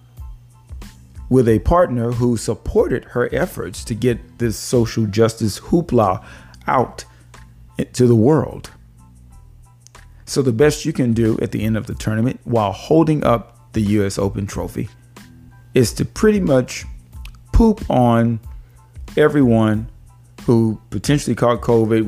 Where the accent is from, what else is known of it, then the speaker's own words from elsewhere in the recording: Houston, Texas, United States; I'm from Houston